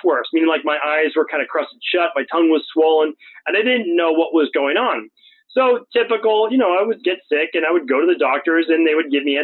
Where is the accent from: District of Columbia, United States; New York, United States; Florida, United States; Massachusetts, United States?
Massachusetts, United States; right outside of Boston; where I grew up in right outside of Boston